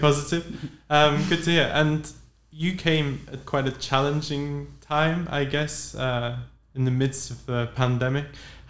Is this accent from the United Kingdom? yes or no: yes; England, United Kingdom; moved away as an adult; now in Netherlands; English people like myself